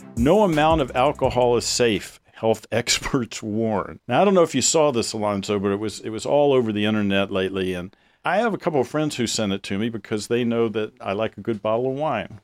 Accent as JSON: {"language": "English", "region": "the South", "country": "United States", "tie": "born or raised there", "said": "I grew up in the South"}